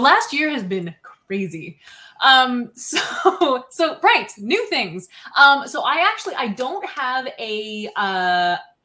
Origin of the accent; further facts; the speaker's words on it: Baddeck, Nova Scotia, Canada; in my hometown actually, which while it is a village is also an international tourist destination. Huh. Badec, Nova Scotia